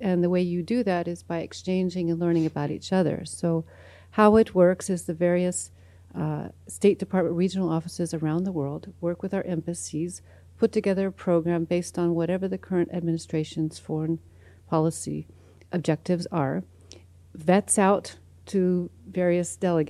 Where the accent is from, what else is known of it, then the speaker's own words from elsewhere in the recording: United States; also born or lived in Toronto, Canada; now in Albuquerque, United States; Born and raised in the United States, born in Mojave Desert, but always had a lot of wanderlust.